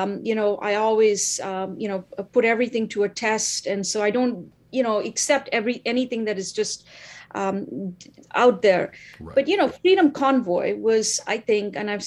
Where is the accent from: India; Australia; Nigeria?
India; now in Ottawa, Canada; I'm originally from India, the land of civil disobedience